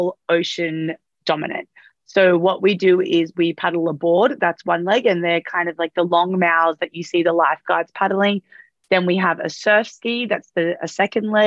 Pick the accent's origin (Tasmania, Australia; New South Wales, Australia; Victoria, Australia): New South Wales, Australia; Sydney; moved away as an adult; now in Noosa, Australia; I'm originally from Sydney. I've just recently moved up to Noosa in Queensland